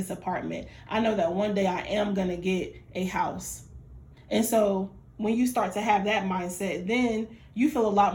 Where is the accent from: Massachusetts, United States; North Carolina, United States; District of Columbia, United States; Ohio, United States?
North Carolina, United States; Fayetteville; I'm from Fayetteville